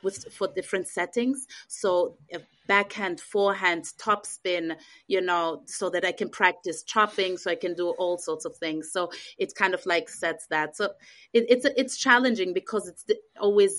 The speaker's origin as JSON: {"language": "English", "country": "Austria", "tie": "born or raised there", "also_born_or_lived": "Israel / England / Vienna", "moved": "as an adult", "lives_now": "United States", "said": "I was born in Israel. I grew up in Austria. I lived a big part of my life in England. And 7 years ago, I moved to the States"}